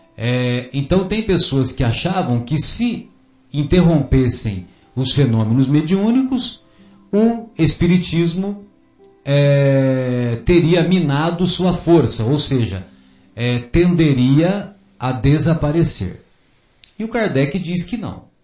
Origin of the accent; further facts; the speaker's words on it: São José do Rio Pardo, São Paulo, Brazil; lá na minha infância, lá em São José do Rio Pardo, sabe, ô Fábio, ah, eu cresci escutando amorosamente de minha mãe